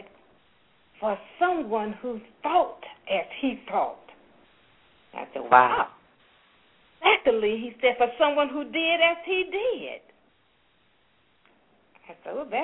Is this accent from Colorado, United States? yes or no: no; Forsyth, Georgia, United States; moved away as an adult; also born or lived in Atlanta, Georgia; I was from Forsyth, Georgia